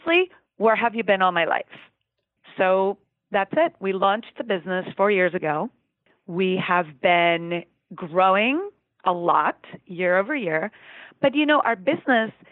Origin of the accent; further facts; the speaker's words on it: Costa Rica; moved away as an adult; we grew up in Costa Rica